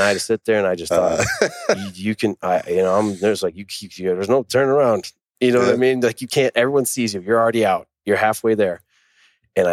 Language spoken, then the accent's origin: English; Mankato, Minnesota, United States; moved away; in Mankato, Minnesota, where I'm from